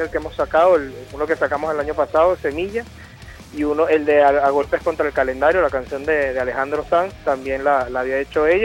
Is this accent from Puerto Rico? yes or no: no; Venezuela; yo soy de Venezuela y yo, yo escucho la banda y soy fanático de la banda prácticamente desde que sé que existen